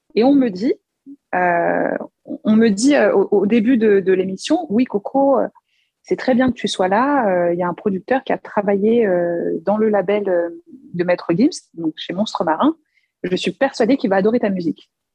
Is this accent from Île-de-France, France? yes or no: yes; Paris, Île-de-France, France; je suis née en France, donc je suis vraiment née à Paris. Et en fait, mes deux parents sont congolais